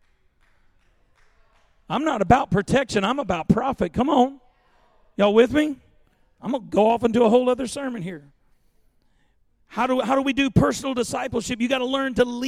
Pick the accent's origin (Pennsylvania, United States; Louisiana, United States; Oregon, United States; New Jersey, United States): Louisiana, United States; growing up in Louisiana in the 70s and 80s